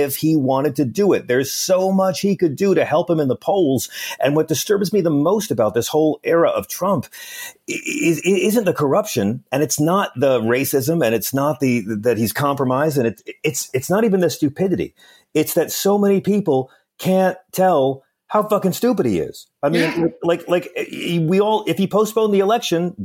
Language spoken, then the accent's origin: English; New York, United States; I'm a New Yorker